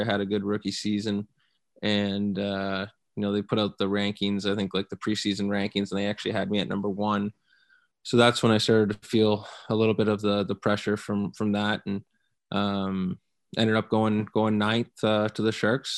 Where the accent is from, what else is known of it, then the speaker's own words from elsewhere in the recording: London, Ontario, Canada; moved away; also born or lived in Guelph, Ontario; my hometown of, of London